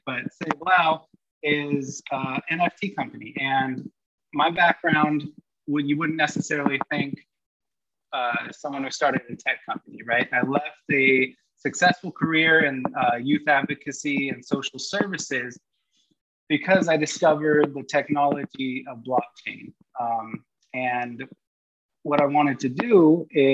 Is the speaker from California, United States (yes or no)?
yes; a couple hours north of San Francisco, California, United States; I grew up a couple hours north of San Francisco